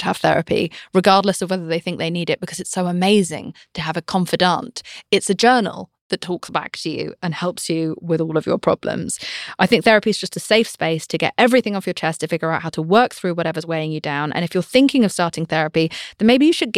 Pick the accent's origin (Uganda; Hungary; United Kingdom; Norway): United Kingdom; I'm British.